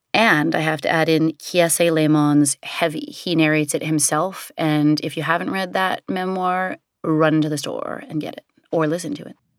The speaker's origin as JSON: {"language": "English", "town": "New York City", "region": "New York", "country": "United States", "tie": "born or raised there", "said": "growing up in the Chelsea Hotel and really the sort of vibe of downtown New York City in the seventies and eighties"}